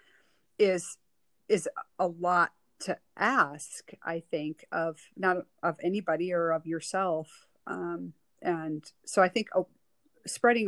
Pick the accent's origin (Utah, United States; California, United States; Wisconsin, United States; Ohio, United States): Wisconsin, United States; Western; moved away as an adult; growing up in Western Wisconsin, you know, my whole life until I was about 25